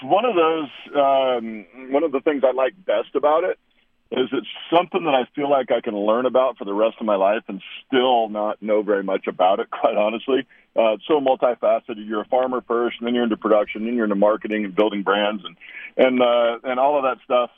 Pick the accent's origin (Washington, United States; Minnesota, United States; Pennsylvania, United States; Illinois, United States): Washington, United States; Walla Walla; I grew up in this little town in southeastern Washington, the town of Walla Walla